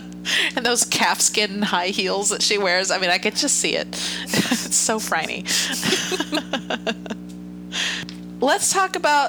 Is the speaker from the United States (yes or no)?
yes; United States; being an American viewer